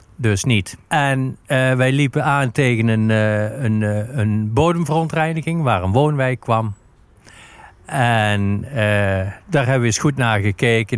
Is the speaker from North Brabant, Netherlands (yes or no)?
yes; Sint Hubert, North Brabant, Netherlands; Ik kom uit Sint-Hubert